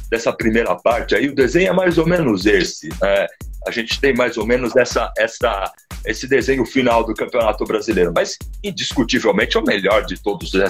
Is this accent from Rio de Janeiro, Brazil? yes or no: yes; Rio de Janeiro, Brazil; tenho, como carioca, eu tenho metade da, de mim que eu torço pelo Flamengo